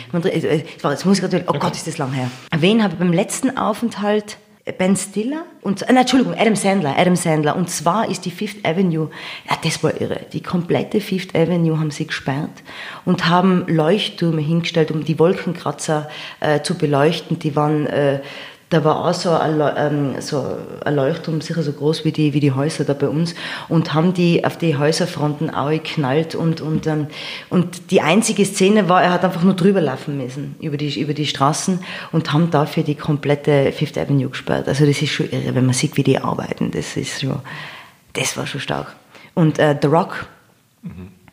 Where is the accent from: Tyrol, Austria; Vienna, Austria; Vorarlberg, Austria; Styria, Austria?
Tyrol, Austria; Innsbruck; accent: Tyrolean; moved away as an adult; also born or lived in United States; Ich bin aufgewachsen in Innsbruck